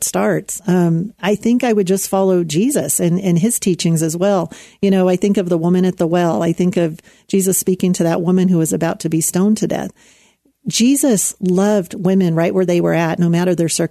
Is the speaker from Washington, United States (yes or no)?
no; Anaheim, California, United States; When I was a teenager growing up in Anaheim, California, I was just a few miles away from Disneyland